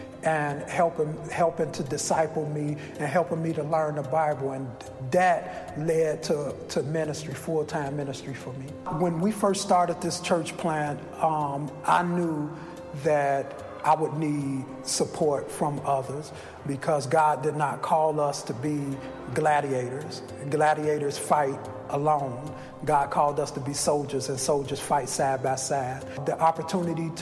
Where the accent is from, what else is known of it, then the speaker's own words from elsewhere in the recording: Chicago, Illinois, United States; I grew up here in the Roseland community